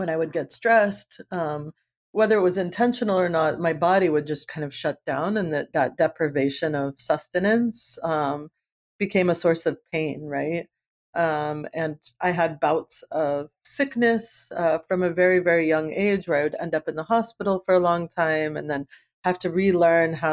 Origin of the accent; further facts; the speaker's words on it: East Coast, United States; moved away as an adult; now in Oakland, United States; growing up in the East Coast